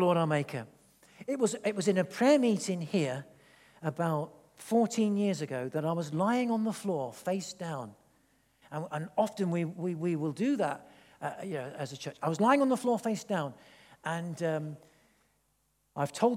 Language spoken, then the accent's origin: English; England, United Kingdom; I am half Italian. So I'm sort of expressive a little bit, but then I'm English